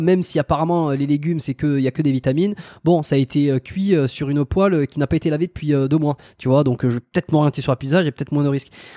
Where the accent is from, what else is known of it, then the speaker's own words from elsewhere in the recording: France; moved away as an adult; ça fait plus de 5 ans que, que je suis parti de la France